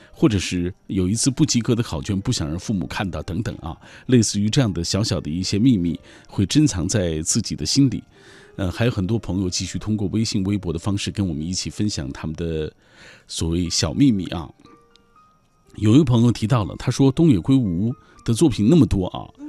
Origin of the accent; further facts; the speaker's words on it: China; 我们中国人最喜欢做的就是报喜不报忧啊